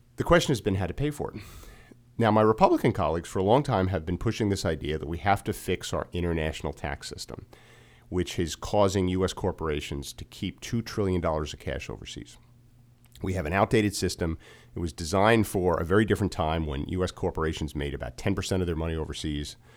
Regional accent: New Jersey, United States; moved away as an adult; also born or lived in New York City; now in Montgomery County, Maryland, United States; I'm from New Jersey originally. I grew up in, uh, North Jersey, uh, right outside New York City near Giant Stadium.

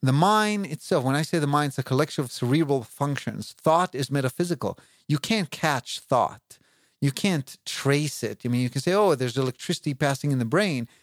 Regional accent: Israel; moved away; I grew up in Israel, and I know Hebrew

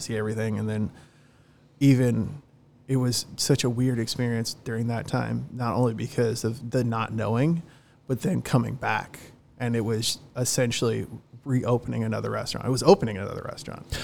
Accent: Long Beach, California, United States; moved away as an adult; also born or lived in Dana Point, California; now in South Orange County, United States; I love Long Beach, it's my hometown.

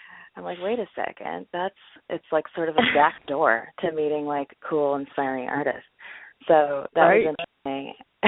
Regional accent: Orange County, California, United States; moved away as an adult; also born or lived in San Francisco; now in Los Angeles, United States; I'm from Orange County, and then I moved to San Francisco for school, and I stayed there for about 11 years

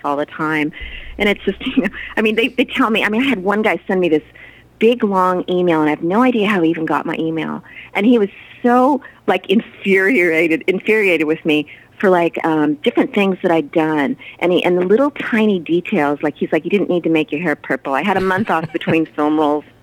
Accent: Southern California, United States; I was born in Southern California

